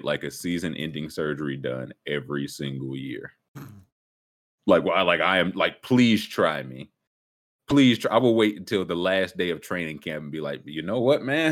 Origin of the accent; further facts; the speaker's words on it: the South, United States; I'm from the South